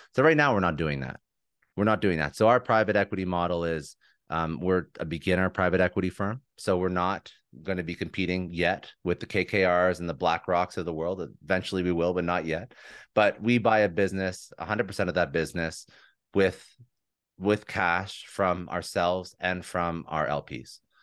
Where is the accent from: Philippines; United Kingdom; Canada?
Canada; Toronto, Ontario; moved away as an adult; now in Fort Lauderdale, United States; But I'm originally from Toronto. We just moved down here about a year and a half ago